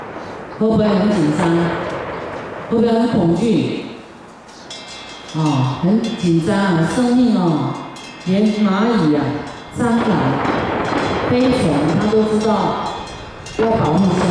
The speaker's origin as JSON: {"language": "Chinese", "town": "Harbin", "region": "Heilongjiang", "country": "China", "said": "尤其。尤其我们哈尔滨人非常谁都不让谁了哈，都是厉害的角色。"}